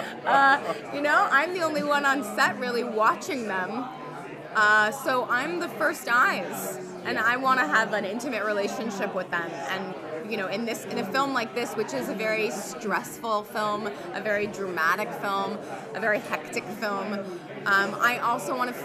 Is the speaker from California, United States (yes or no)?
yes; Los Angeles, California, United States; I'm from Los Angeles, and I've lived through many earthquakes